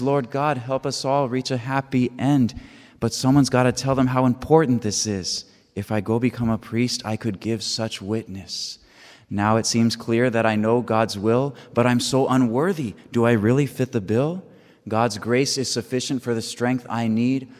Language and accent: English; San Diego, California, United States; now in Auburn, Kentucky, United States; I'm originally from San Diego, California, but now I'm coming from Auburn, Kentucky, where I live with my community